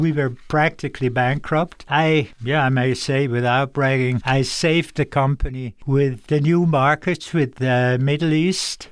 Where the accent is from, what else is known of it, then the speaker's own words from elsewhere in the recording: Dübendorf, Zurich, Switzerland; I grew up in a little place called Dubendorf, but Dubendorf was the first official official airport of Zurich